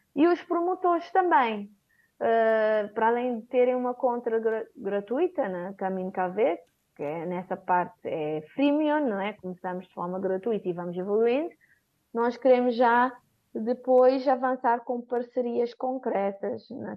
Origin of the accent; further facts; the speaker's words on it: São Vicente, Cape Verde; also born or lived in Praia, Cape Verde; a partir de São Vicente, de onde eu sou